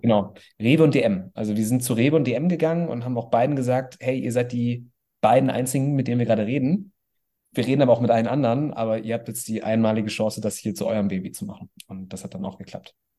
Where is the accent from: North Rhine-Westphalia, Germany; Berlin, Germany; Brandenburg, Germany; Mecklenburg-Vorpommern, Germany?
North Rhine-Westphalia, Germany; Bonn; also born or lived in Cologne; ich komme aus Bonn